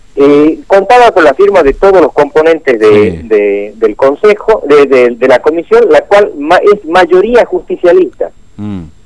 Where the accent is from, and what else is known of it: Argentina